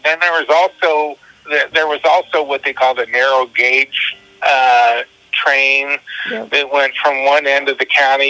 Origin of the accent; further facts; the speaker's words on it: Lewistown, Illinois, United States; I grew up in Lewistown.